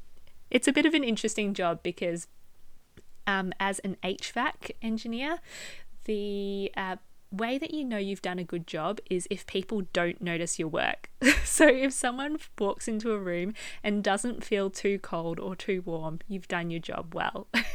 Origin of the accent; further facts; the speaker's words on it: Melbourne, Victoria, Australia; also born or lived in Hong Kong; now in Bristol, United Kingdom; I am from Melbourne, Australia. I lived there for most of my life. I was actually born in Hong Kong, spent the first, 8 months of my life there, so it's not a big memory of mine. And now I live in Bristol in the UK